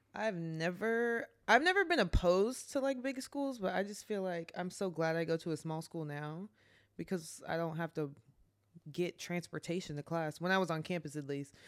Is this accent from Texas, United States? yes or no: yes; Garland, Texas, United States; moved away as an adult; also born or lived in Plano, Texas; now in New Orleans, United States; I'm from Garland, Texas